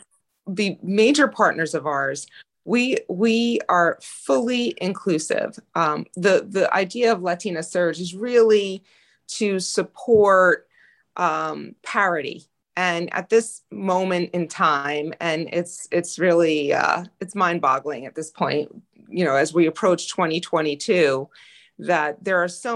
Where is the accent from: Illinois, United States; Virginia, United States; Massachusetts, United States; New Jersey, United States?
New Jersey, United States; Passaic; I was born and raised in Passaic, New Jersey